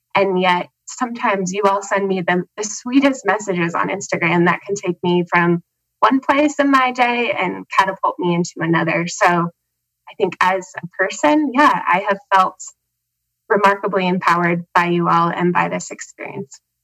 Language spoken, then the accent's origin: English; Helena, Montana, United States; I am from Helena, Montana